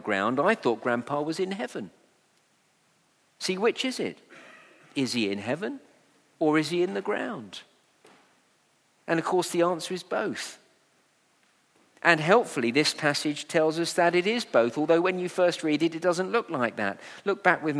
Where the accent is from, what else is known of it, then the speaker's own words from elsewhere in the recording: Letchworth, East of England, United Kingdom; my hometown of Letchworth